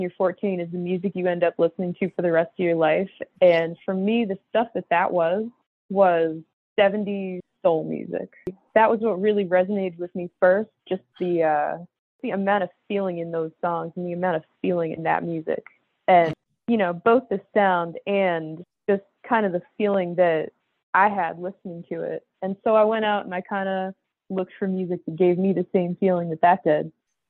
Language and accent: English; Massachusetts, United States; now in Vermont, United States; And I was born and raised in Massachusetts. I am currently living in Vermont, but I'm actually about to move back to Massachusetts